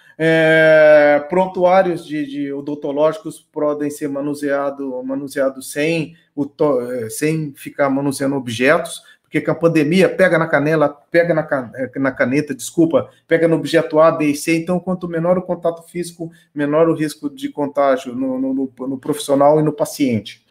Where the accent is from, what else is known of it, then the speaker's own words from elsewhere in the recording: Brazil; eu tenho orgulho como brasileiro